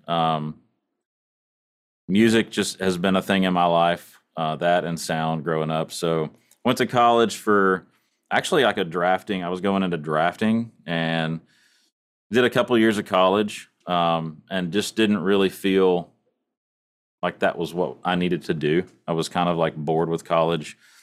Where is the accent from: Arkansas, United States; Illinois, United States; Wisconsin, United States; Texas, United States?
Texas, United States; East; I grew up in East Texas